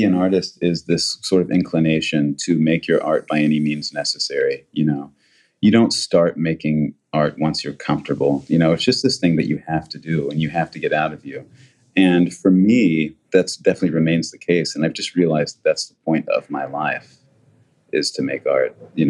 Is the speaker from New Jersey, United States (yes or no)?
no; New York, United States; when people ask me where I'm from, that's what I say. I'm from New York, you know, because that's where I became who I am.